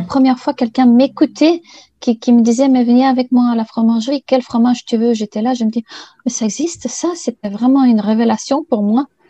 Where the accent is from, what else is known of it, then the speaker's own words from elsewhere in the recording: Bulgaria; moved away; also born or lived in Sofia; je suis née en Bulgarie. Et je suis partie faire des études à Sofia